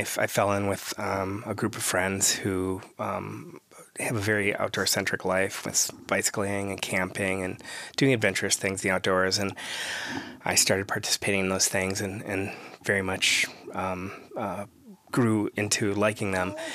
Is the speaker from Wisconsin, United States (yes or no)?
yes; Wisconsin, United States; moved away as an adult; now in Minnesota, United States